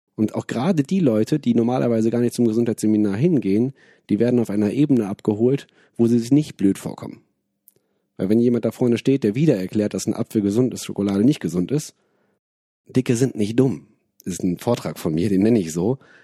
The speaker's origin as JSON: {"language": "German", "town": "Wuppertal", "region": "North Rhine-Westphalia", "country": "Germany", "tie": "born or raised there", "moved": "as an adult", "lives_now": "Bonn, Germany", "said": "bin aus Bonn, bin in Wuppertal aufgewachsen"}